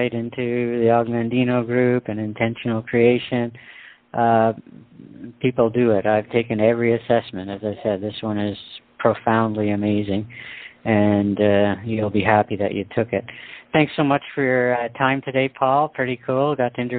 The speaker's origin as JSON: {"language": "English", "country": "Canada", "said": "I'm a Canadian"}